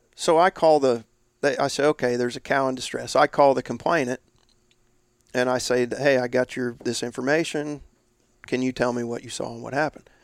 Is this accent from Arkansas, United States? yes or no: no; Indiana, United States; northeast was my territory and my home state, Indiana